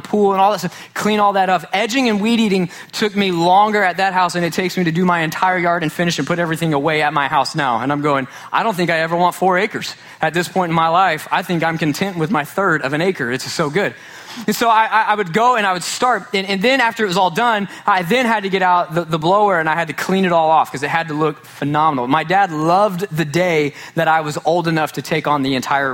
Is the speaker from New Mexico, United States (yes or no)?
no; Sachse, Texas, United States; growing up in Sachse, Texas.